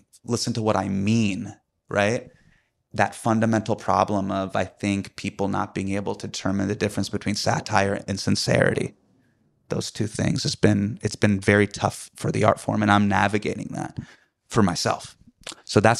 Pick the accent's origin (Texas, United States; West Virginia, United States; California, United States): California, United States; Davis; also born or lived in Sacramento, California; I grew up in Davis. I grew up in Sacramento